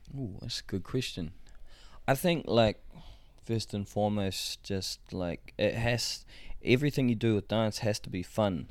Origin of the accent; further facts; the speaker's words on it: Rotorua, Bay of Plenty, New Zealand; I come from Rotorua